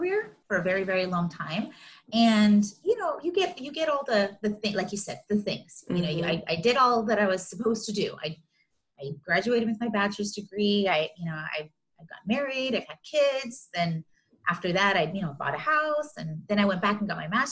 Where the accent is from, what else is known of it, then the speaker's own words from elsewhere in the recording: Los Angeles, California, United States; also born or lived in Riverside County, California; I've grown up in Southern California my whole life, born and raised, and mostly in the LA Basin area